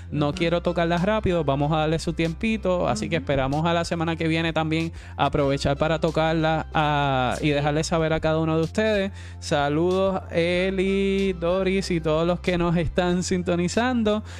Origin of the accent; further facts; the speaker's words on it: Puerto Rico; los puertorriqueños como, como ciudadanos americanos